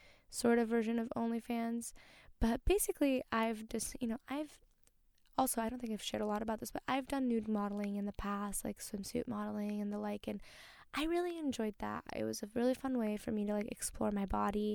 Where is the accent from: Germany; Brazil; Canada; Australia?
Brazil; moved away; I came from, you know, I was born in Brazil